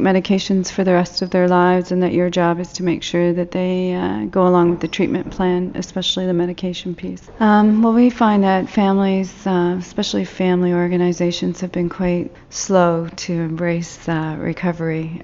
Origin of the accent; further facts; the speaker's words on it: Toronto, Ontario, Canada; I'm from Toronto, Canada